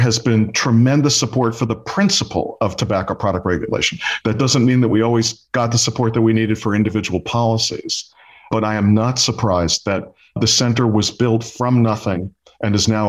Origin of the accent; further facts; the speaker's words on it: New York City, New York, United States; I grew up in Brooklyn, New York